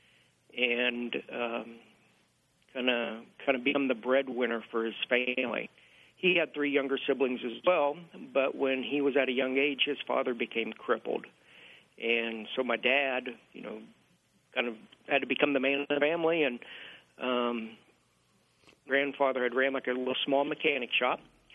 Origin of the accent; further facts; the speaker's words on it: north central Kansas, United States; I grew up in a real small little farming community in north central Kansas